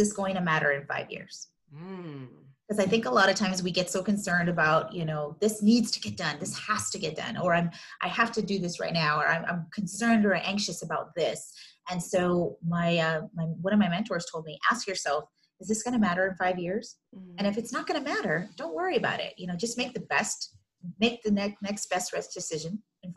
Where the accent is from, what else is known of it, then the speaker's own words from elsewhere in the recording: Los Angeles, California, United States; also born or lived in Riverside County, California; I've grown up in Southern California my whole life, born and raised, and mostly in the LA Basin area